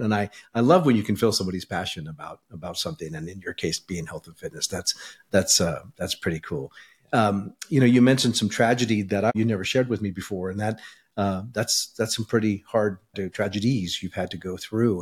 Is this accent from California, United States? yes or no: yes; California, United States; moved away as an adult; now in Idaho, United States; we were bo-, both born and raised in California, and we moved here about a year ago as well